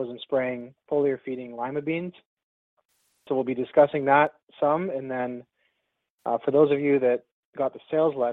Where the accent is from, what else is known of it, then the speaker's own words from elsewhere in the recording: Ontario, Canada; I'm from Ontario.